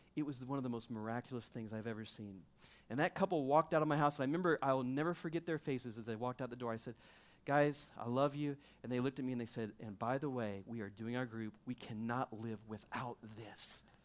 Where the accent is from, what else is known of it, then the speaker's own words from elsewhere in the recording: Missouri, United States; I'm from Missouri